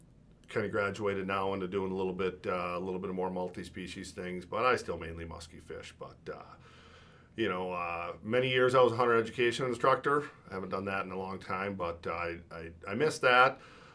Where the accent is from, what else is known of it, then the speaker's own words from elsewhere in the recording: Wisconsin, United States; born and raised in Wisconsin. Lifelong outdoorsman